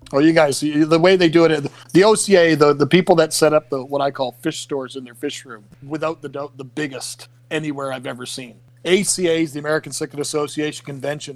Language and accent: English; Canada; I'm actually from another country. I'm from Canada